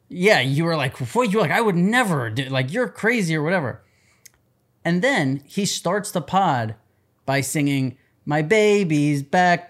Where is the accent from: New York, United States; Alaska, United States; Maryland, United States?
New York, United States; New York City; I grew up in New York City